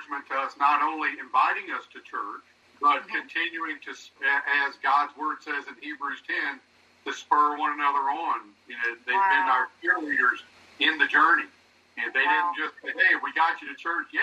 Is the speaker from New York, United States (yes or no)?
no; eastern North Carolina, United States; moved away as an adult; now in Harrisonburg, United States; I grew up along in eastern North Carolina, and had a family farm